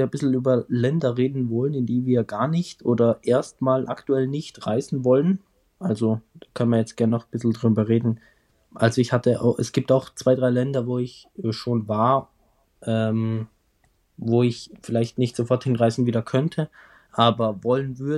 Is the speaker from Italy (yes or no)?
no; Austria; wie sich das als Österreicher gehört